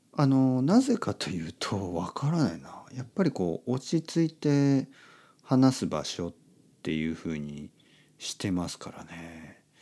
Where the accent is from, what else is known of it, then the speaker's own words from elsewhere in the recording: Oita, Japan; 福岡からあの僕の出身の大分